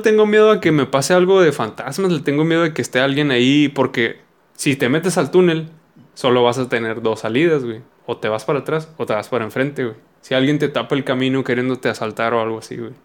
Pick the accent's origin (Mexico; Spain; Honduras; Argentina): Mexico; Sonora; somos de Sonora